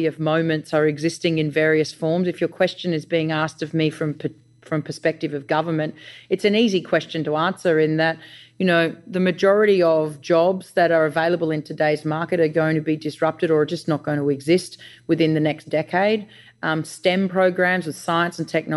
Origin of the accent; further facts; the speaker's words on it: Australia; I'm an Australian founder